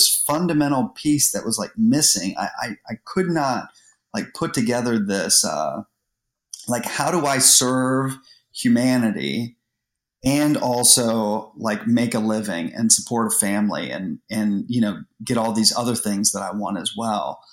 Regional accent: Columbus, Ohio, United States; we moved to Columbus when I was maybe like 10 years old or 8 years old

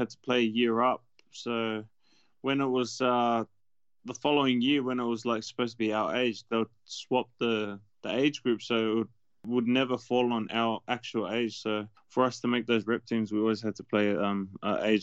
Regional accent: Sydney, New South Wales, Australia; born or raised there; also born or lived in Auckland, New Zealand / Fairfield, Sydney

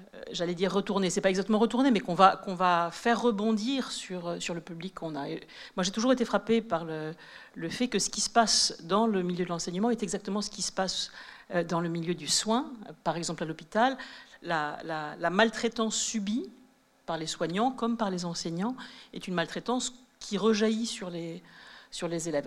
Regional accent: Sceaux, Île-de-France, France; moi, j'ai grandi à Sceaux, dans le sud de Paris

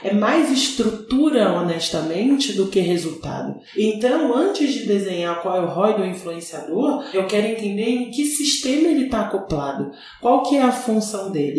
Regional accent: Brazil; sendo brasileira

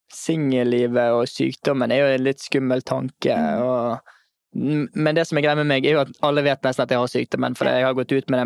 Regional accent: Bergen, Vestland, Norway; also born or lived in Oslo; Hjemme i Bergen

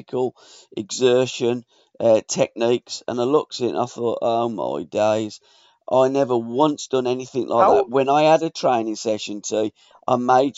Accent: Kingshurst, West Midlands, United Kingdom; when we were growing up in Kingshurst and Chamberwood

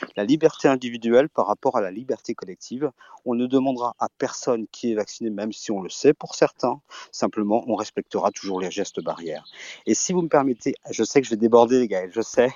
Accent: Belgium; also born or lived in Brittany; je suis breton et belge surtout

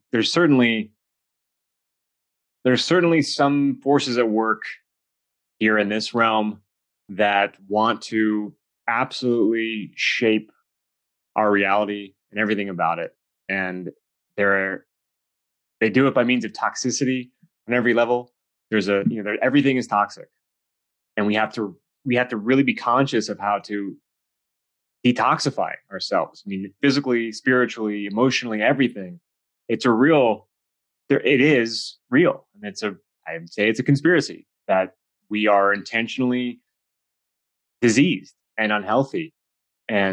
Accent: Los Angeles, California, United States; I grew up in Hollywood.

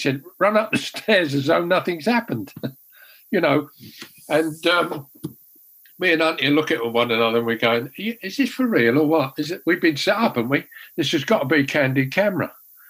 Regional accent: London, United Kingdom; Well, it was my mum and dad lived in the London area, around South London.

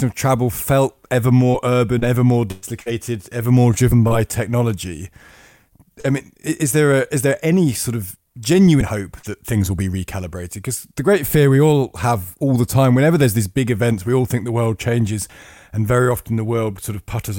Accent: United Kingdom; despite being British

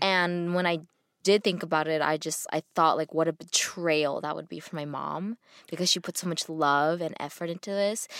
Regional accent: United States; growing up Asian in America

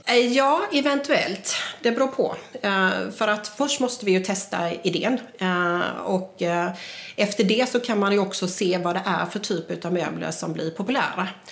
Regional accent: Jönköping, Jönköping County, Sweden; jag kommer ju från Jönköping

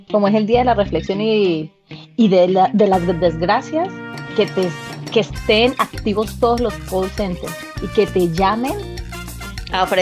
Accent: Colombia; Eh, primero que todo, como colombianos y como habitantes del planeta Tierra, tenemos

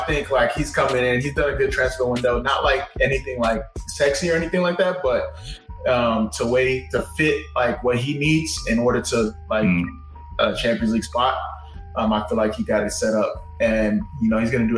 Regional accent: United States; as an American

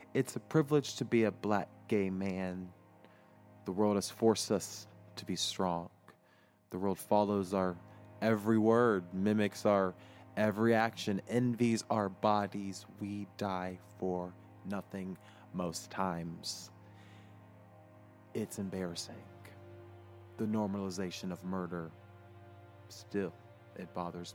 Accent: United States

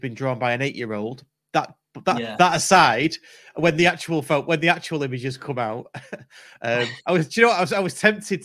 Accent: Stockport, North West England, United Kingdom; I grew up on Edgeley

